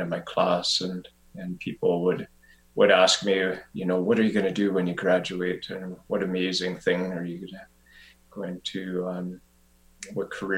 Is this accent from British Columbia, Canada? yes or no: yes; Revelstoke, British Columbia, Canada; moved away as an adult; also born or lived in Vancouver; I eventually moved back to my hometown of Revelstoke